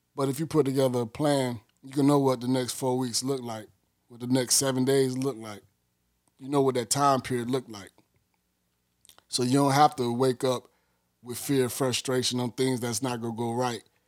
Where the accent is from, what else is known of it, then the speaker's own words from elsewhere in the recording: Miami, Florida, United States; I'm from Miami, Florida.